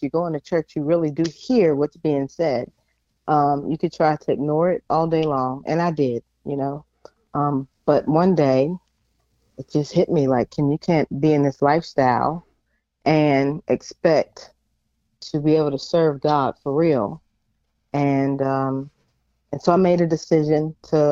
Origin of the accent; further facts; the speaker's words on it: Pittsburgh, Pennsylvania, United States; now in Norfolk, United States; I am originally from Pittsburgh, PA. I live in Norfolk, Virginia